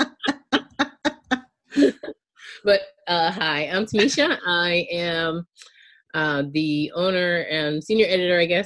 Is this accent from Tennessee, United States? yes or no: no; outside Charleston, South Carolina, United States; I grew up in outside of Charleston County, outside of Charleston in Charleston County in South Carolina